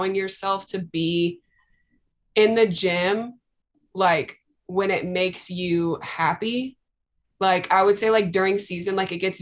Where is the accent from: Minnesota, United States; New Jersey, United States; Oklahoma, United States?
Oklahoma, United States; Tulsa; also born or lived in Norman, Oklahoma; I'm from Tulsa